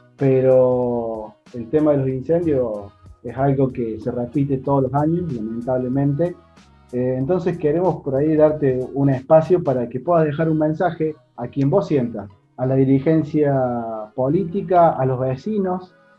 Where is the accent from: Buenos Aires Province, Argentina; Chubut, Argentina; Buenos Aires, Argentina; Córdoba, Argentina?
Córdoba, Argentina; Río Tercero; yo soy de Río Tercero y somos llano nosotros